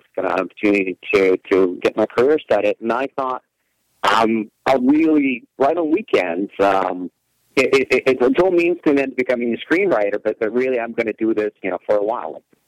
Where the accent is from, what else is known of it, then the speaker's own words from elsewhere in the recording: Russia; moved away as an adult; now in United States; I was originally born and raised in Russia, and just so happened that my first year in the United States